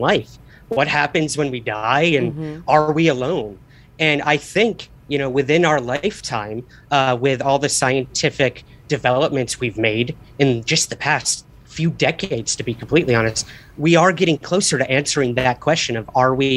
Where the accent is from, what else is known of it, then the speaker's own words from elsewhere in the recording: Syracuse, New York, United States; I'm originally from Syracuse, New York